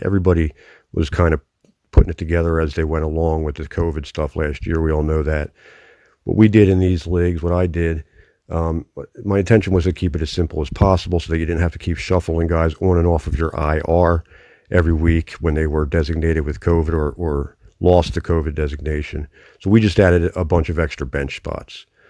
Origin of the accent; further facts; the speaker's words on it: Philadelphia, Pennsylvania, United States; accent: Philadelphia; I'm from Philadelphia, born and raised here, still live within the city limits here.